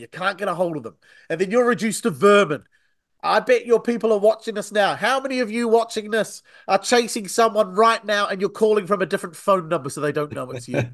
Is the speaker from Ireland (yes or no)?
no; New Zealand; accent: Antipodean; now in United Kingdom; I'm originally from New Zealand